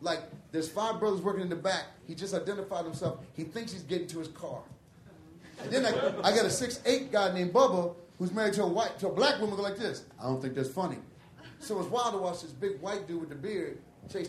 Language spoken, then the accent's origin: English; Michigan, United States; I'm from Michigan.